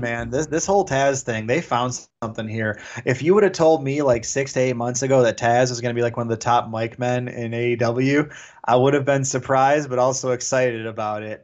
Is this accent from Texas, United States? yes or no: no; Detroit, Michigan, United States; I'm from Detroit